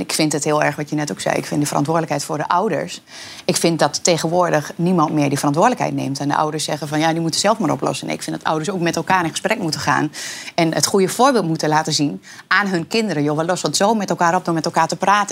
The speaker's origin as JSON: {"language": "Dutch", "area": "Twente", "region": "Overijssel", "country": "Netherlands", "said": "ik ben Twents"}